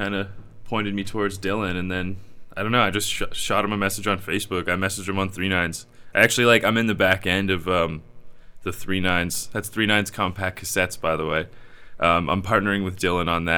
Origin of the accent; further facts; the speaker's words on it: Drumbo, Ontario, Canada; also born or lived in Brantford, Ontario; now in Kitchener-Waterloo, Canada; growing up in Drumbo, it's like a really small town, and then Brantford didn't really have too much of a music scene to dive into.